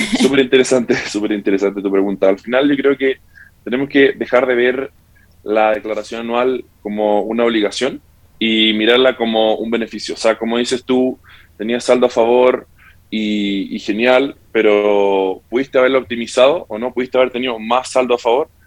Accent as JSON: {"language": "Spanish", "town": "Santiago", "region": "Santiago Metropolitan Region", "country": "Chile", "tie": "born or raised there", "also_born_or_lived": "California, United States", "moved": "yes", "lives_now": "Spain", "said": "Yo nací en Estados Unidos. Luego me crié en Santiago de Chile y actualmente vivo hace tres años en España"}